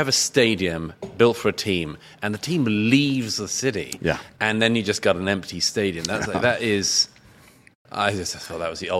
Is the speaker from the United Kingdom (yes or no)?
yes; London, United Kingdom; I was brought up in West London.